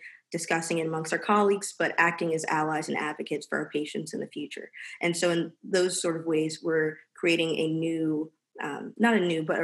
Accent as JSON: {"language": "English", "town": "Fayetteville", "region": "North Carolina", "country": "United States", "tie": "born or raised there", "also_born_or_lived": "Research Triangle, North Carolina", "said": "I'm from Fayetteville, North Carolina."}